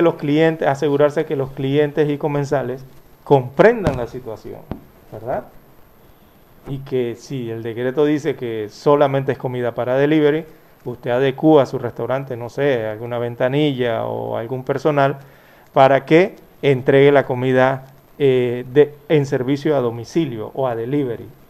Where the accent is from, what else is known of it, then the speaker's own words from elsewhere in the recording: Panama; los panameños queremos